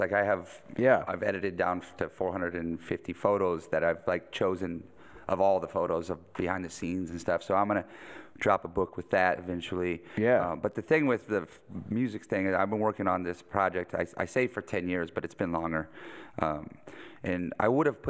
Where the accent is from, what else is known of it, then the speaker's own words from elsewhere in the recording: Pacific Northwest, United States; Growing up in the Northwest in the 90s was like, it was like the 50s for rock and roll.